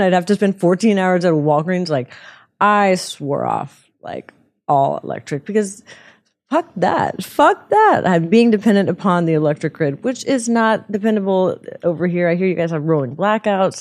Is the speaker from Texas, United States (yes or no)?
yes; Houston, Texas, United States; I'm from Houston